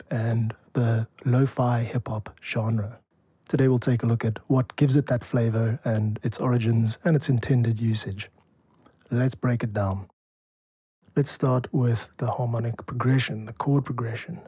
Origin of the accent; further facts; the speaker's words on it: South Africa; I'm a composer from South Africa